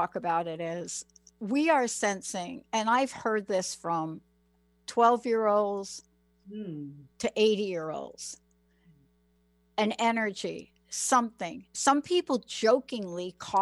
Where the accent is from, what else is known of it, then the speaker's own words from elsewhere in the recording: New York City, New York, United States; I'm a kid from the Bronx. I'm a kid from the projects